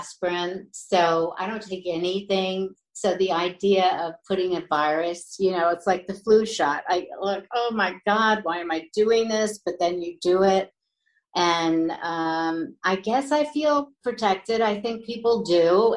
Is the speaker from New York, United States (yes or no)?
yes; New York, United States; I was born and raised in New York, so I'm very sentimental about it